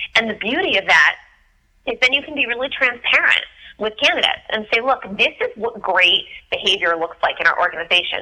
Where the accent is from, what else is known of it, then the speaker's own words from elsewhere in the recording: Philadelphia, Pennsylvania, United States; now in Washington, D.C., United States; I'm originally from from Philadelphia